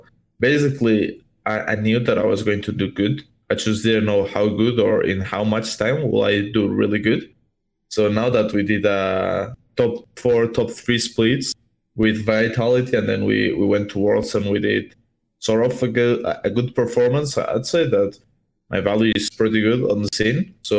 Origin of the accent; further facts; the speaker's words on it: Spain; first language Spanish; English is a second language; also born or lived in Portugal; But when I was 3 years old, I went to Spain. So, like, my first language was Spanish, not even Portuguese.